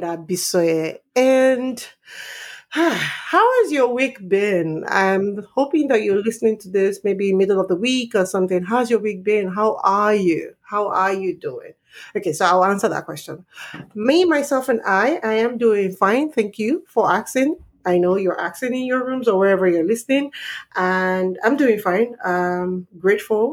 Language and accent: English; Nigeria; moved away as an adult; now in Canada; I'm Nigerian